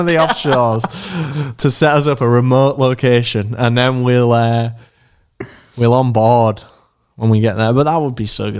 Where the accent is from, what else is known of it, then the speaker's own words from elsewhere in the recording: Leeds, Yorkshire and the Humber, United Kingdom; We're from Leeds